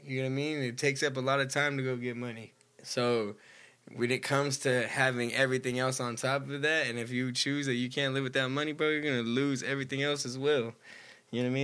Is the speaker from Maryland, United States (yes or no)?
no; Stockton, California, United States; we're from Stockton